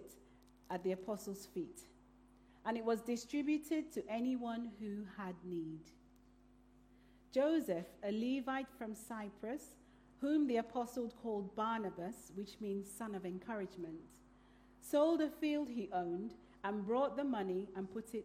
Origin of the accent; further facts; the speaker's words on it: Nigeria; now in Iquitos, Peru; I was born in Nigeria